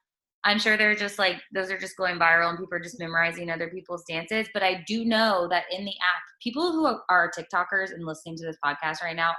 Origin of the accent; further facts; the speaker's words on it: Texas, United States; moved away; I am from Texas as well.